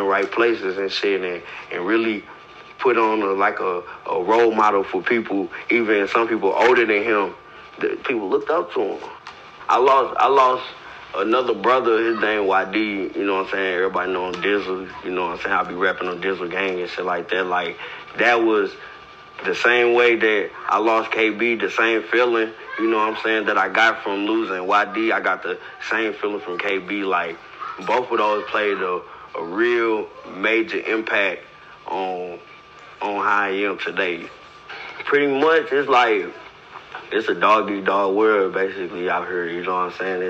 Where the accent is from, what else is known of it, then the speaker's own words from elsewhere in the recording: St. Louis, Missouri, United States; I'm from St. Louis, from motherfucking Missouri. Straight from the north side, Walnut Park, Zone 6